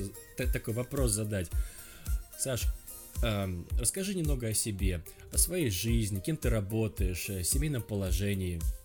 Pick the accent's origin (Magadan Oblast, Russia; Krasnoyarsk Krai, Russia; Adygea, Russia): Magadan Oblast, Russia; я сам с Колымы, и, мы тоже там говорили зал